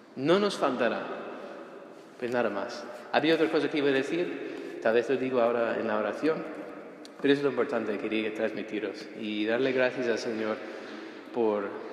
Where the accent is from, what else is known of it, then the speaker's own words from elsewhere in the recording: United States; moved away; also born or lived in Rome, Italy / Spain; siendo ciudadano estadounidense